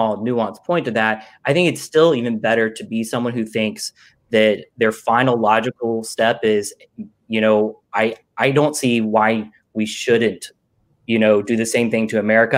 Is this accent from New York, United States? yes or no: no; Georgia, United States; now in Brooklyn, United States; I'm from Georgia